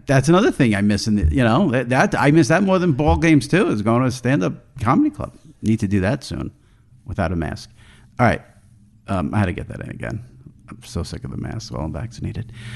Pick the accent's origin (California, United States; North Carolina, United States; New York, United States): New York, United States; since I'm from New York